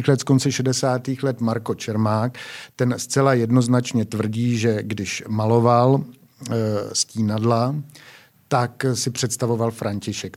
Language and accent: Czech; Prague, Czechia; se tady člověk eh, narodí a pohybuje se úplně v centru od mala